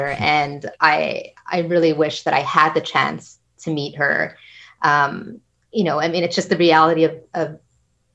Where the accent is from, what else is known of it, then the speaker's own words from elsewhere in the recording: Kahnawake, Quebec, Canada; I'm from Ganawagi